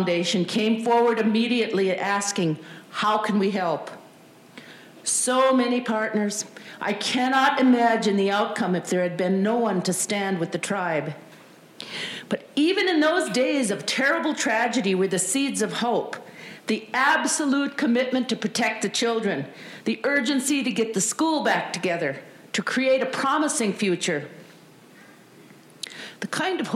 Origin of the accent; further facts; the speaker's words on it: Red Lake Reservation, northern Minnesota, United States; moved away; I happened not only to be Ojibwe, I was raised on the Red Lake Reservation.